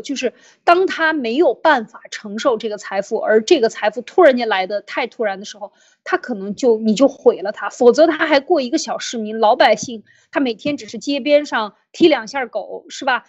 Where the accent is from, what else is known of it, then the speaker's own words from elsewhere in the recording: China; 我们在中共国